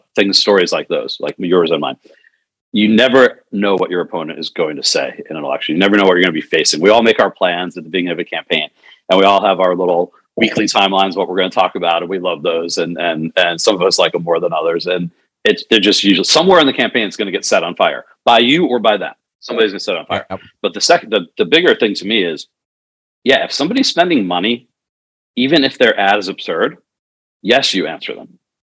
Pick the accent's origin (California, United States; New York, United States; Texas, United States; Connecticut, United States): New York, United States; I grew up in New York. I grew up watching Donald Trump on television